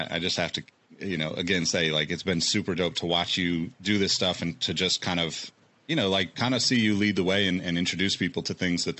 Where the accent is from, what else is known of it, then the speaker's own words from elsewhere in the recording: Sacramento, California, United States; also born or lived in Oregon / Colorado; I'm from Sacramento originally and I've lived in California most of my life, but you know, my parents got divorced. We moved around a lot. So like I lived in Oregon and various cities. I lived in Colorado.